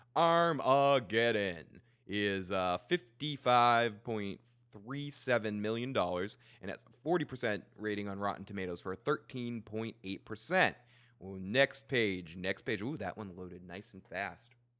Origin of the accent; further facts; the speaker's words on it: Lynn, Massachusetts, United States; I was born in Lynn